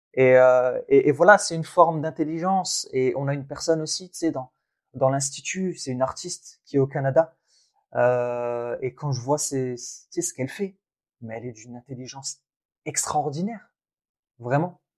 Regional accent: Thenia, Boumerdès Province, Algeria; moved away; je suis né en Algérie, dans une ville qui s'appelle Ténia. Et, euh, et en fait, dans l'immeuble où mes grands-parents vivaient et où j'ai fait mes premières années

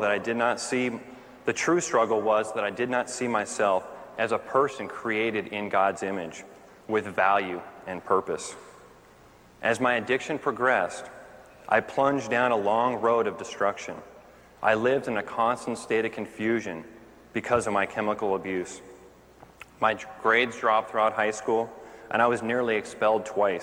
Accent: Orange County, California, United States; I grew up right here in Orange County

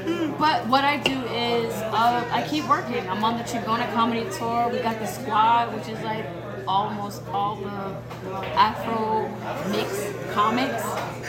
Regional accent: New York City, New York, United States; moved away; We have a New York City tour coming up, and that's my hometown.

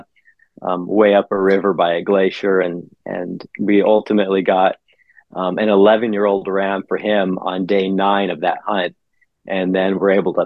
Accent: Southeast Alaska, United States; I was born and raised here in Southeast Alaska is where I grew up

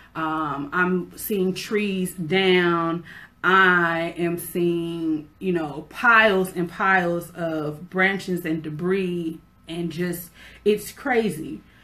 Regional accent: California, United States; moved away as an adult; also born or lived in Memphis, Tennessee; now in Florida, United States; I'm originally from California. That is where I was born and raised. I didn't move to Memphis until I was an adult, and then I spent 19 years of my adult life in Memphis

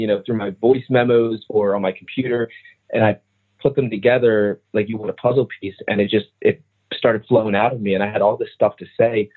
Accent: New Jersey, United States; I'm from New Jersey

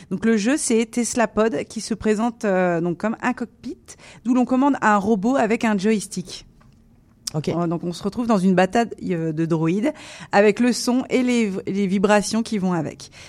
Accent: Grand Est, France; je suis de la Marne aussi, donc je suis du département 51.

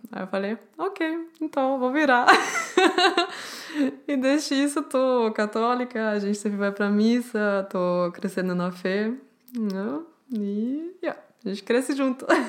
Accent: Germany; Portuguese is a second language; eu sou alemã, eu não sou brasileira

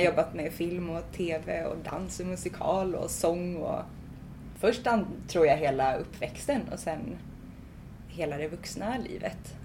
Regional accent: Svartedalen, north of Gothenburg, Bohuslän, Västra Götaland, Sweden; jag föddes i Svartedalen som är ett naturreservat norr om Göteborg i Bohuslän

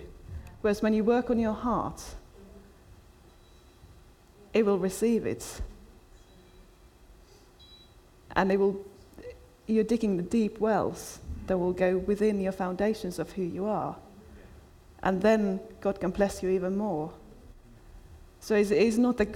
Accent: Finland; now in United Kingdom; I was brought up in Finland where everybody is punctual

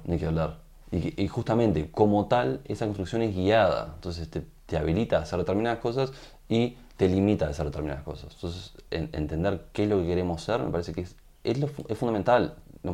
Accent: Uruguay

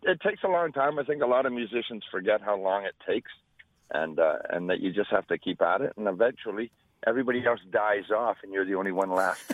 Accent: Scotland, United Kingdom; moved away; I was born in Scotland.

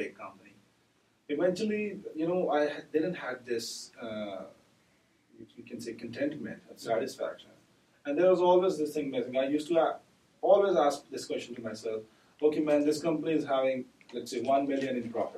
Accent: Pakistan; we are from Pakistan.

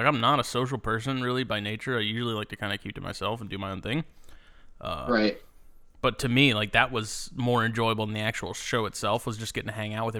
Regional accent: South Carolina, United States; I love South Carolina. It's my home state.

